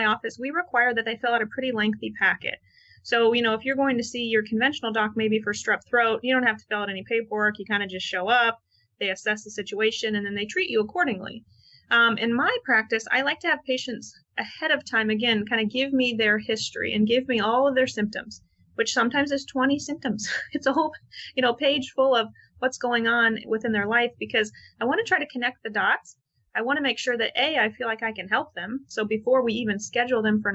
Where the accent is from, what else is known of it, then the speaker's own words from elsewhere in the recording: Midwest, United States; I grew up in the Midwest